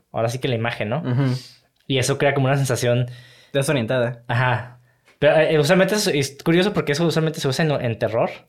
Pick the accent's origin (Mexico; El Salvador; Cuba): Mexico; Como mexicano, siempre cuando.